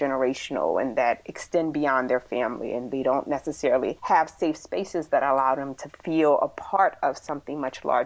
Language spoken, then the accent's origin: English; Philadelphia, Pennsylvania, United States; I was born in Philadelphia, so the city of brotherly love and sisterly affection. And it was such a great experience growing up there in the 80s